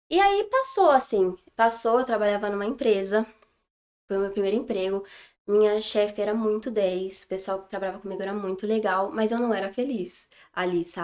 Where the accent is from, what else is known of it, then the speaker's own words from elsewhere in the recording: São Paulo, Brazil; born there; É, eu tenho 23 anos eu nasci em São Paulo, mas já mudei várias vezes de escola, de cidade. Mas assim, pertinho.